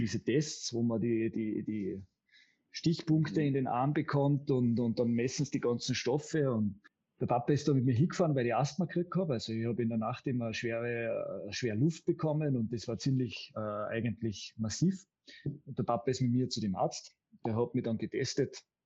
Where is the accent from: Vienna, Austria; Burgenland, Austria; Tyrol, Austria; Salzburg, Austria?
Tyrol, Austria; Karwendel mountains, behind Innsbruck; hat im Karwendelgebirge, das ist, wo man, da kommt man nur von Deutschland rein, sozusagen an den hinter der Nordkette, hinter Innsbruck, hat er sein erstes Revier bekommen als jüngster Revierförster Österreichs. Und da haben wir in der Abgeschiedenheit und in der, ähm, sage ich jetzt einmal, sehr naturbelassenen Gegend bin ich aufgewachsen in den ersten sechs Jahren meines